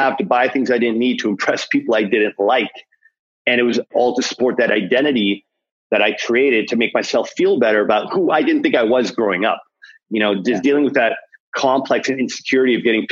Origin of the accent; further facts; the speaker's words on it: Toronto, Ontario, Canada; growing up in Scarborough, this rough part of Toronto